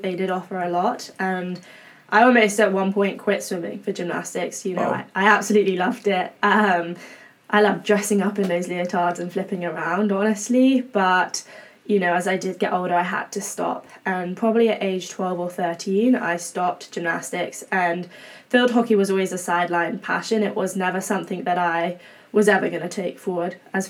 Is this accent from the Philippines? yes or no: no; England, United Kingdom; now in Berkeley, United States; obviously, as you can probably tell by now, I am English. So hailing from quite a faraway place, but it's cool to be here.